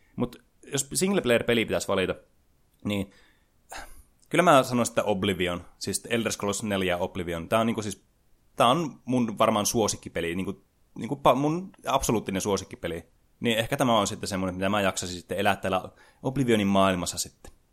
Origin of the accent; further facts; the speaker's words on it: Oulu, North Ostrobothnia, Finland; mä oululaisena